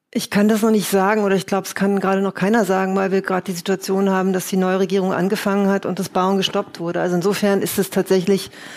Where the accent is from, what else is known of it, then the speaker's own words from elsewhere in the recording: Berlin, Germany; Ich bin Berlinerin